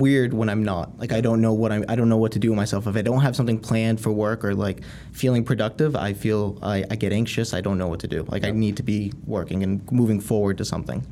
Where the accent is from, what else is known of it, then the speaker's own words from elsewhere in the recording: Haverhill, Massachusetts, United States; I grew up in Haverhill, Mass